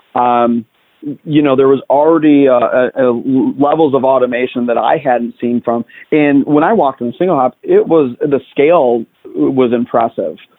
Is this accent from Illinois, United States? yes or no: yes; Chicago, Illinois, United States; I grew up in the uh, south side of Chicago